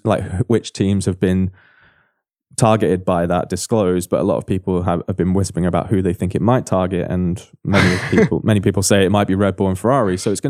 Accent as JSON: {"language": "English", "region": "England", "country": "United Kingdom", "said": "My English is terrible, even though I'm English."}